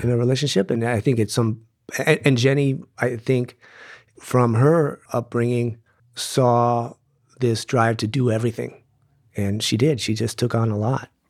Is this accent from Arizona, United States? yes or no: yes; Tucson, Arizona, United States; I grew up here in Tucson